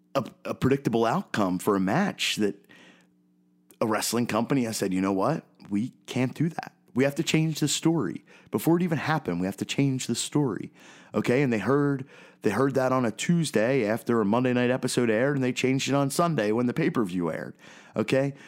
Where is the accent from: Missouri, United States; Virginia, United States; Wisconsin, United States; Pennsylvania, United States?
Pennsylvania, United States; Philadelphia; growing up in Philadelphia, I'm a 32 year old guy